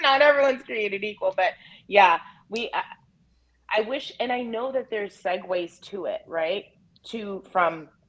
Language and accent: English; Albany, New York, United States; So you guys know, Uncle … was I came from Albany, New York.